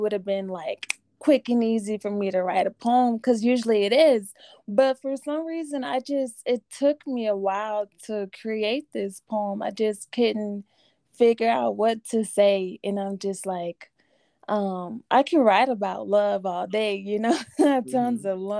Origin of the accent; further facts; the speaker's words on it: Denver, Colorado, United States; there's my hometown